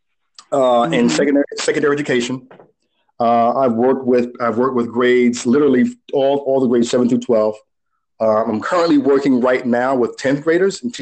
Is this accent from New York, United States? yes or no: yes; New York City, New York, United States; I'm from New York